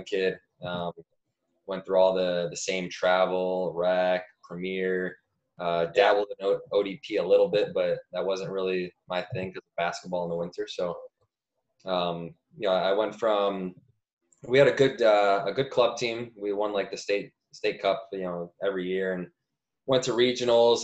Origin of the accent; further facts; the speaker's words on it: suburban Cleveland, Ohio, United States; moved away; also born or lived in Montreal; I'm a Cleveland guy, or a suburban Cleveland guy, I guess, about 30 minutes east of Cleveland